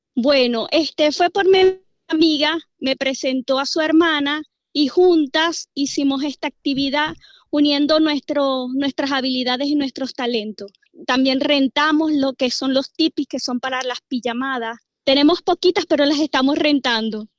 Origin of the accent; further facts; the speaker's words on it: Venezuela; moved away as an adult; now in Dallas, United States; Yo vengo de Venezuela